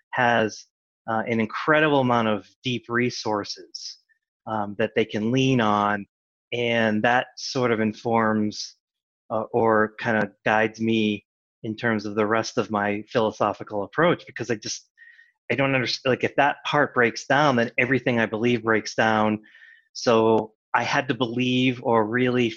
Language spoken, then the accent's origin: English; Massachusetts, United States; I grew up in Massachusetts